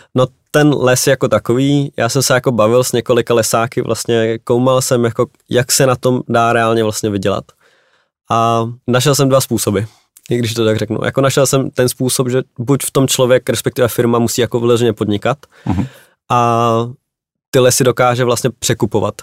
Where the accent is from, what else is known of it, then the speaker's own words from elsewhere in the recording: Czechia; jako Češi